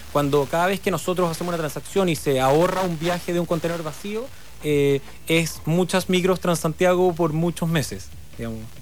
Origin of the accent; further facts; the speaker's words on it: Chile; moved away; also born or lived in Hong Kong; Acá todos somos chilenos